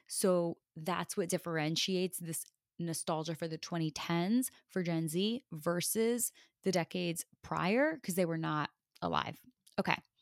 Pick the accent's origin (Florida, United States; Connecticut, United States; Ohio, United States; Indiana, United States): Connecticut, United States; growing up in Connecticut